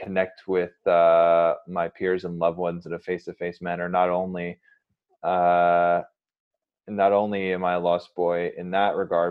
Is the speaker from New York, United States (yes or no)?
yes; suburbs of New York City, United States; moved away as an adult; now in Los Angeles, United States; Born in New York City and raised in the suburbs outside of it